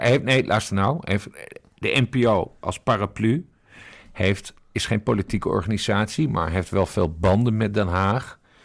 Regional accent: Sint Maarten; also born or lived in Curaçao; now in Netherlands; geboren op Curaçao, getogen op Sint Maarten en nu in Nederland

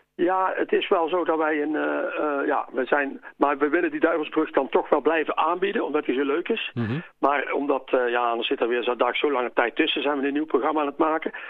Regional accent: Uden, North Brabant, Netherlands; ik ben in Uden opgegroeid, in Ude

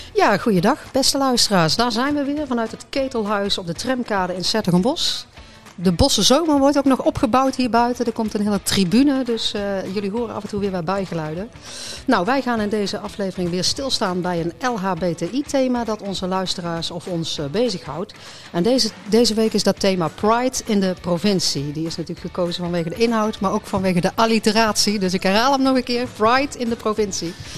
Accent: North Brabant, Netherlands; als Brabanders

